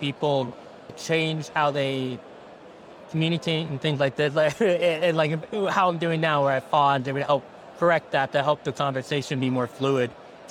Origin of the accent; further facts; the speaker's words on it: St. Louis, Missouri, United States; also born or lived in Washington State; I was born and raised in St. Louis